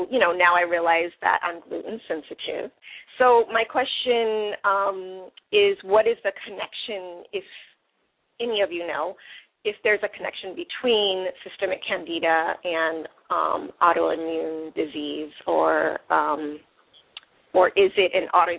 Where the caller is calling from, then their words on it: Berkeley, California, United States; I'm calling from Berkeley.